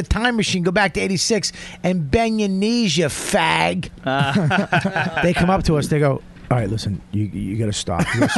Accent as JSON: {"language": "English", "town": "Boston", "region": "Massachusetts", "country": "United States", "accent": "Boston", "said": "I'm from Boston. I had the accent."}